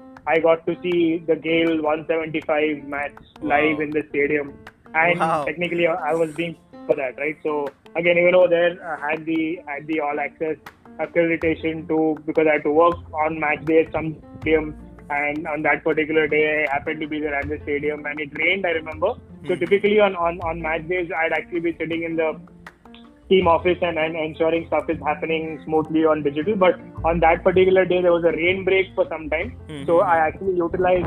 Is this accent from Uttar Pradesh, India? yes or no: no; Mumbai, Maharashtra, India; I am from Mumbai